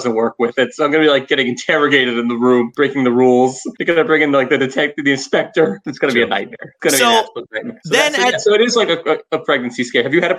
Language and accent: English; New York, United States; Born and raised in New York, and that is my New York fear.